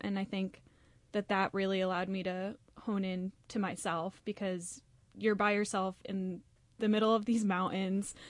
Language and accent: English; North Branford, Connecticut, United States; moved away; I'm originally from North Branford, Connecticut